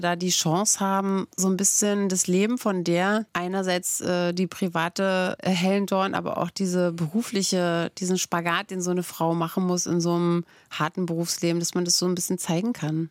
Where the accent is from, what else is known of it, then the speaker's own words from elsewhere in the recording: Brandenburg, Germany; ich komme ja aus Brandenburg